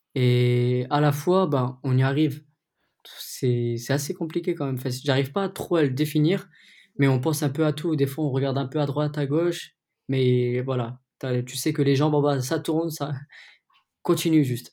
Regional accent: France; en tant que Français

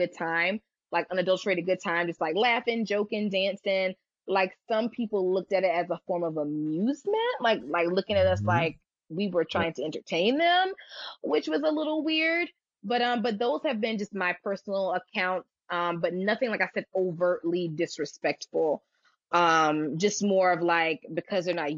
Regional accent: United States; I sometimes don't tell people I'm American. I'll tell them in a heartbeat I'm Nigerian

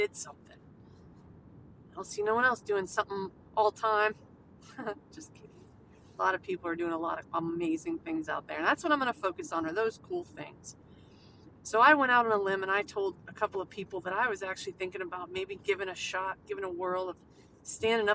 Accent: United States; we as American people

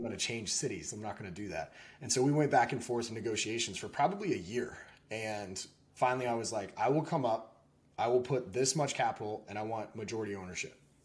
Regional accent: Texas, United States; I was in Texas. I was born in Texas

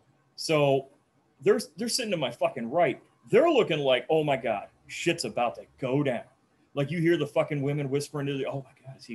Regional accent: Janesville, Wisconsin, United States; I give him the standard answer, Janesville

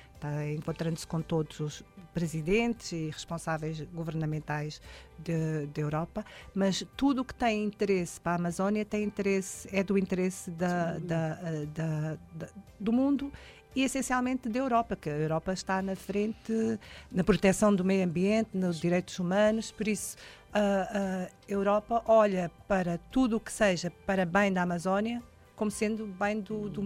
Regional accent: Portugal; moved away as an adult; now in Belém, Brazil; apresentei-me como portuguesa

